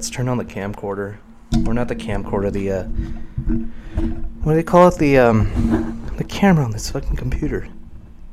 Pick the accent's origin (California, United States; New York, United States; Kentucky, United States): California, United States; Paramount; also born or lived in Corona, California / Long Beach, California / Compton, California; I'm from Long Beach. I grew up in Paramount. For a while, we lived in Compton